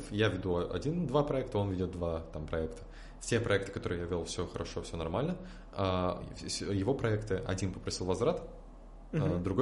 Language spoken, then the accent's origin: Russian; Tatarstan, Russia; Я из Республики Татарстан, и там дают две золотые медали.